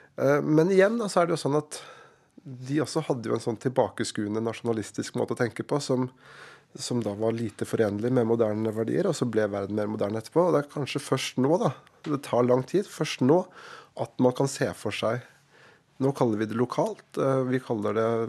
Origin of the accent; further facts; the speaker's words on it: Lillehammer, Innlandet, Norway; I min hjemby Lillehammer